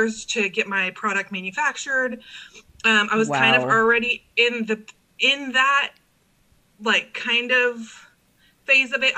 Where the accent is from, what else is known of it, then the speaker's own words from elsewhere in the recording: Corpus Christi, Texas, United States; also born or lived in Rockport, Texas; I grew up in Cal Allen